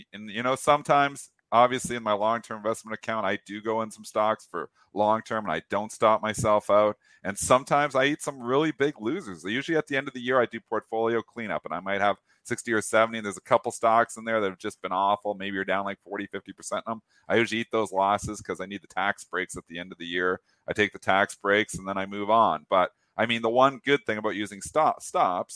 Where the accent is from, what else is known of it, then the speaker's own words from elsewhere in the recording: Leamington, Ontario, Canada; moved away; I was from Leamington